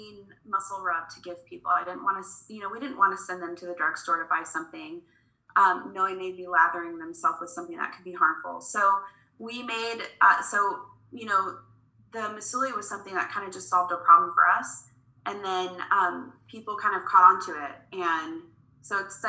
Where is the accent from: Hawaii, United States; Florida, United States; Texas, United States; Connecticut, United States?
Florida, United States; Cocoa Beach; now in Kansas City, United States; I was born in Florida. I was born in Cocoa Beach, Florida